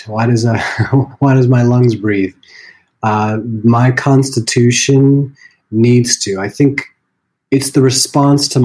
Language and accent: English; Vermont, United States; I grew up in Vermont